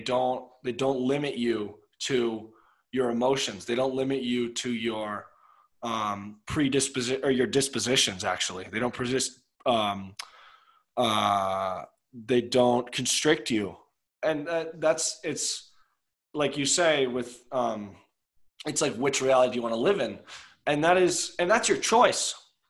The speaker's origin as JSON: {"language": "English", "town": "Chevy Chase", "region": "Maryland", "country": "United States", "said": "I'm from Chevy Chase. I am 6'4\"."}